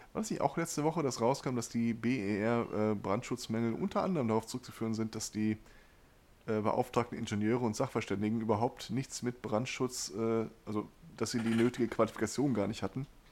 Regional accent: Ruhr area, North Rhine-Westphalia, Germany; hier bei uns im Pott

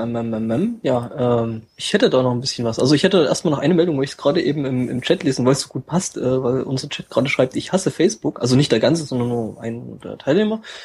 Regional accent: East Germany, Germany; bei uns im Osten

